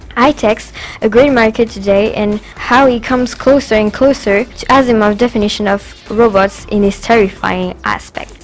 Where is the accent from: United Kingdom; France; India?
France; English is a second language; French as well